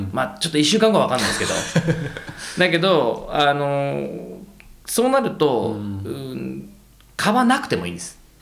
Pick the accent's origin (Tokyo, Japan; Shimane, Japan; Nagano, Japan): Tokyo, Japan; moved away as an adult; also born or lived in Santa Cruz, California, United States; 東京生まれなんですけど僕、なんか都会に住んでる都会じゃないですか東京って